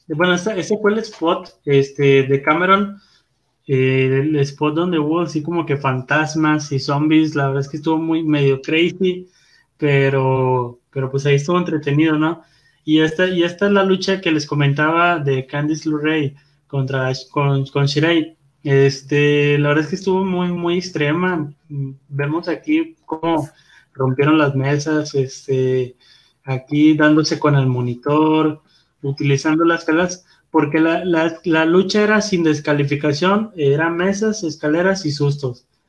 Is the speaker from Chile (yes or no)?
no; Guadalupe, Nuevo León, Mexico; Soy de Guadalupe